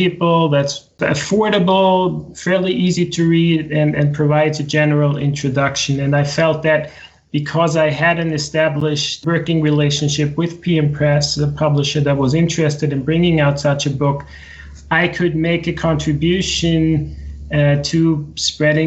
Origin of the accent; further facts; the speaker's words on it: Austria; moved away as an adult; also born or lived in United States; now in Sweden; I grew up in the center of Europe in Austria.